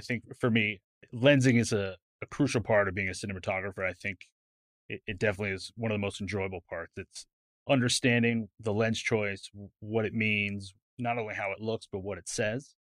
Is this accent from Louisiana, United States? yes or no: no; California, United States; now in Dallas, United States; I grew up in California.